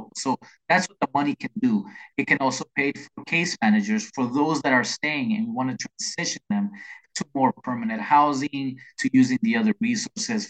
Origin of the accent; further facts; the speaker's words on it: El Salvador; now in Washington, D.C. area, United States; I am from El Salvador, right? And I came in the late 70s when there were very few Salvadorans